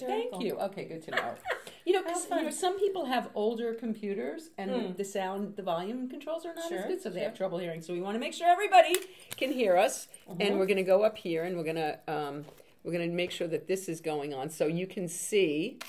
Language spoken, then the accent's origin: English; New York City, New York, United States; I was the only … that I knew in the Bronx. I'm from the Bronx.